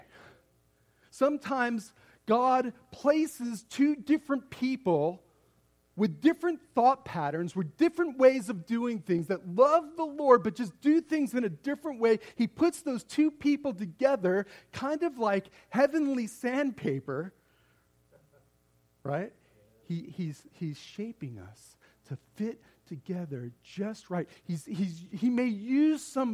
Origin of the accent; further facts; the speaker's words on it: Las Vegas, Nevada, United States; I grew up out here in Las Vegas